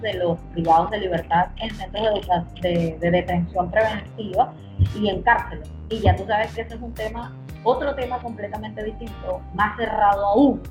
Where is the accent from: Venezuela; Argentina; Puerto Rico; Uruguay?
Venezuela; todos somos venezolanos